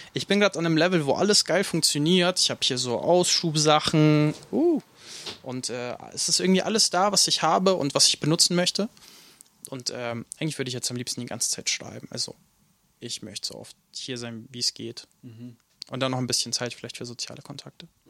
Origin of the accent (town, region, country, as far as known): Nuremberg, Bavaria, Germany; born or raised there; also born or lived in Ukraine